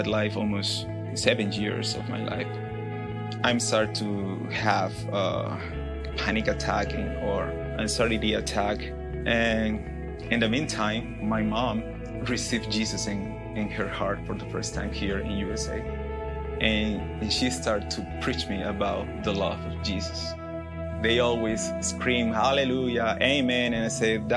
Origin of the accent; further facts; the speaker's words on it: Peru; English is a second language; moved away as an adult; now in Tennessee, United States; I'm from Peru. I lived there almost my life because I'm here just a couple years in Tennessee